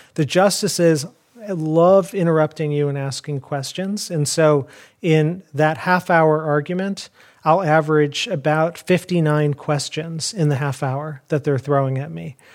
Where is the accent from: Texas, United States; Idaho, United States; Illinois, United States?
Illinois, United States; Chicago; I grew up in Chicago.